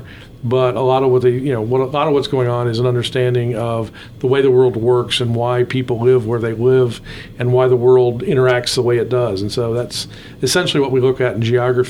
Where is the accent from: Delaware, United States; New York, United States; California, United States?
Delaware, United States; Kent County; also born or lived in Sussex County, Delaware / New Castle County, Delaware / Oklahoma / Louisiana; I was born in Sussex County, raised in Kent, and I've spent most of my adult life in Newcastle County. So I'm very much Delaware born.